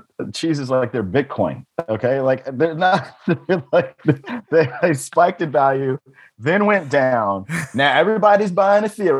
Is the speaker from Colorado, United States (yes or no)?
no; Dallas, Texas, United States; It's made in my hometown in Dallas, Texas.